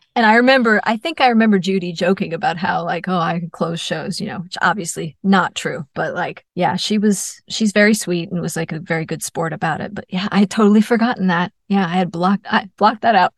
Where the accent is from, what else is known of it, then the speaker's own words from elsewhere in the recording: New York, United States; I'm from New York